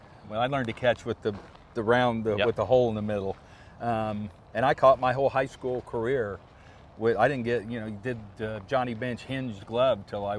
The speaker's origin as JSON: {"language": "English", "region": "Illinois", "country": "United States", "tie": "born or raised there", "said": "the local towns around where we grew up in Illinois"}